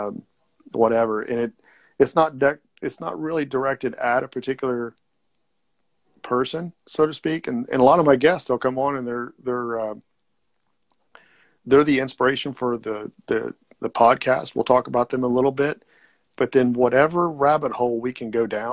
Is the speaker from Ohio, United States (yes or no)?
yes; Ohio, United States; I'm in Ohio. So I'm about 90 miles away from Cincinnati.